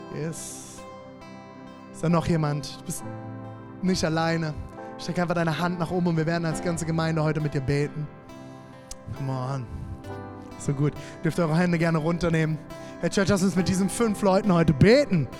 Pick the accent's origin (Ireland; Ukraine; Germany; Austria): Germany; also born or lived in Erfurt; als Deutscher